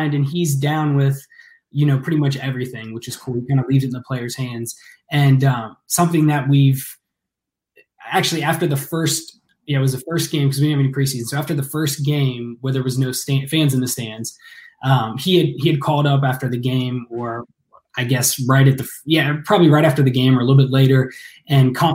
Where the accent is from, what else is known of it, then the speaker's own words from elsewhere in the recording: Ross, Ohio, United States; I grew up out in the country, you know, out in Ross, Ohio